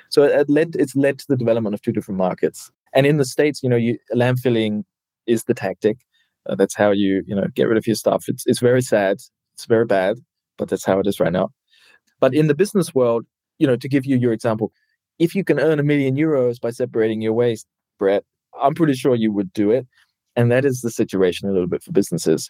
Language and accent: English; New Zealand; now in Germany; I come from New Zealand, living in Germany